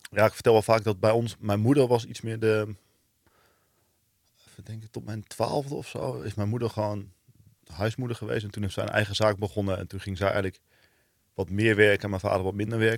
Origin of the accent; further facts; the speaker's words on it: Venlo, Limburg, Netherlands; Nou, je hoort het misschien niet meer, maar ik kom uit Venlo. Dus eh, daar ben ik, heb ik tot mijn negentiende gewoond.